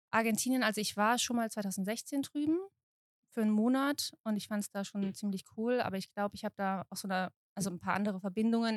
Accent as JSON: {"language": "German", "town": "Mannheim", "region": "Baden-Württemberg", "country": "Germany", "said": "Ich komme aus Mannheim."}